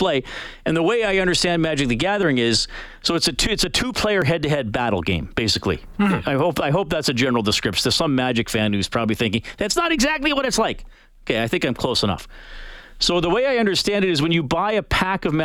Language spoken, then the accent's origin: English; Canada; as a Canadian